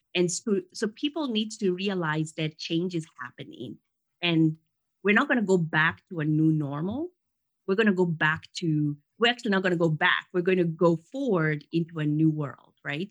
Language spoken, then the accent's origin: English; Kenya; now in United States; I lived in Kenya. I grew up in Kenya, and come from very humble beginnings there. And I came to the U.S.